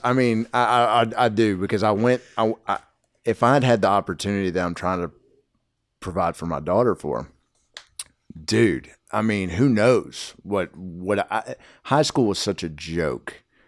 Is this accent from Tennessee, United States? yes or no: yes; Nashville, Tennessee, United States; I grew up in Hermitage